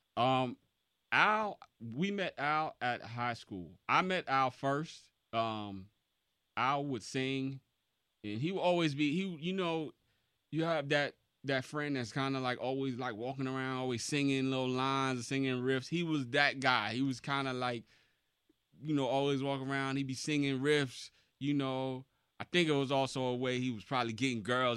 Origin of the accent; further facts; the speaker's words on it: Mount Vernon, New York, United States; I'm from Mount Vernon, New York, Money Earning Mount Vernon